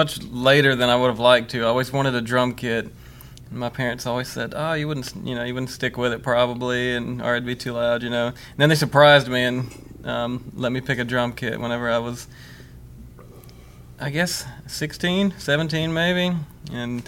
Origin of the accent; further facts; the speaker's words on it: Ware, Mississippi, United States; now in Starkville, United States; I grew up in Ware